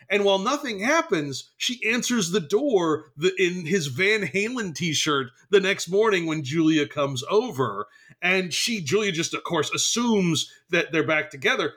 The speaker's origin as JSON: {"language": "English", "region": "New Jersey", "country": "United States", "said": "I am from New Jersey"}